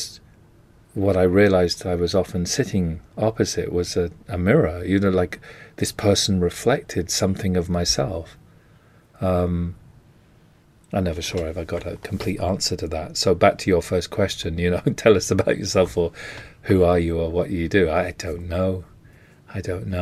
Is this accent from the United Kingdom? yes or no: yes; England, United Kingdom; I'm English